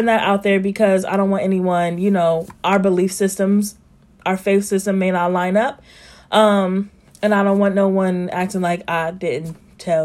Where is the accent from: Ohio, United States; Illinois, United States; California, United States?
Ohio, United States; Columbus; I grew up in Columbus, Ohio, and on the west side